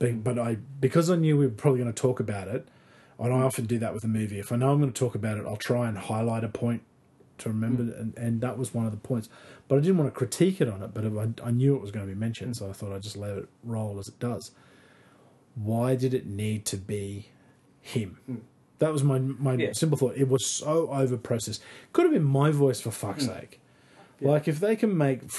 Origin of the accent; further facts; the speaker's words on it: North Queensland, Australia; as a kid, growing up in North Queensland